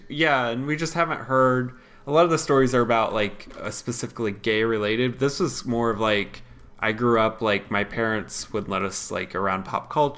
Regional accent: southern Indiana, United States; As a white person, when growing up in southern Indiana, I've heard relatives, I've heard kids I went to school with say that word.

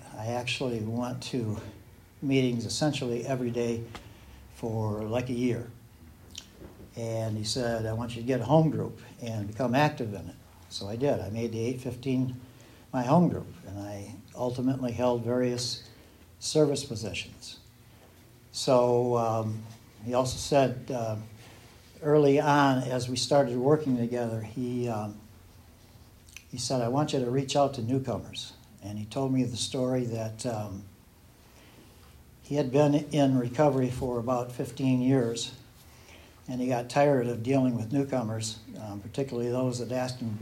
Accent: Southern Michigan, United States; moved away; I'm from Southern Michigan originally

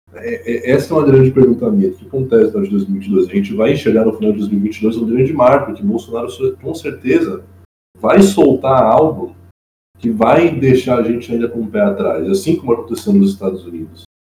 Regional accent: Brazil; nós somos como brasileiros

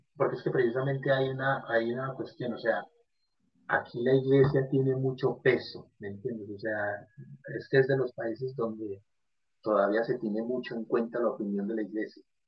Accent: Medellín, Antioquia, Colombia; en Medellín, en la ciudad de donde yo soy, mi ciudad natal

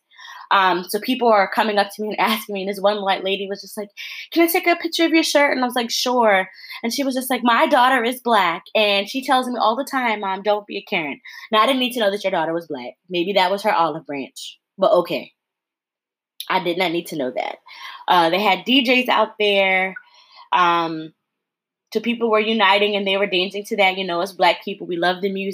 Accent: Connecticut, United States; moved away; I'm from Connecticut originally. And there were buses coming from my hometown

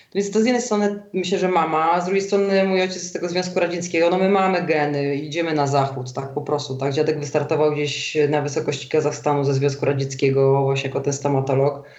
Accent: Warsaw, Masovian Voivodeship, Poland; moved away as an adult; also born or lived in London; now in Zurich, Switzerland; ja jestem warszawianką od pokoleń z linii matki

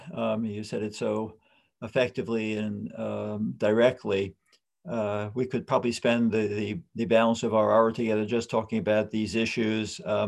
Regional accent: New York City, New York, United States; You're talking to a Bronx boy.

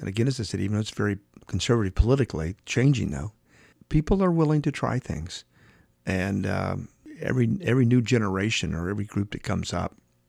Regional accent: Dallas, Texas, United States; now in Phoenix, United States; I came from Dallas, which is very much an old bluebird type town.

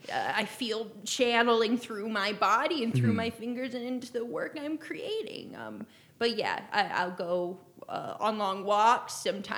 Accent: Idaho, United States; I'm from Idaho. I've lived in Idaho most of my life. Mm-hmm. But I've not left the U.S. in my life

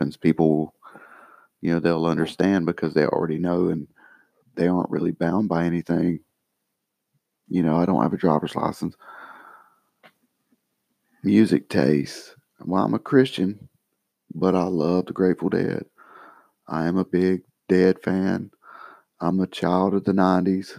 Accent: United States; I'm an American, so we have Social Security.

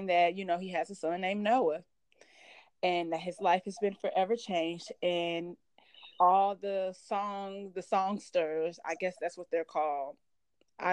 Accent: St. Louis, Missouri, United States

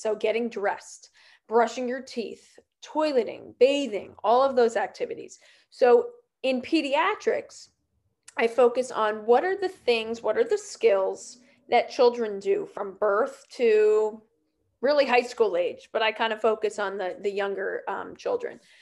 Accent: New Jersey, United States; I grew up um I grew up in New Jersey and still live here

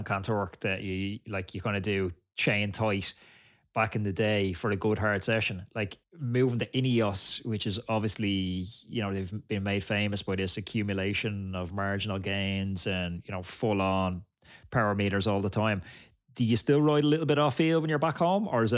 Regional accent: Ireland; as an Irishman

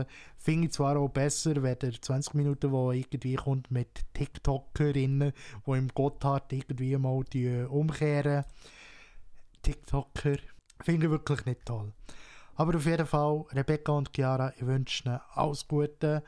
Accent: Switzerland; hier bei uns in der Schweiz

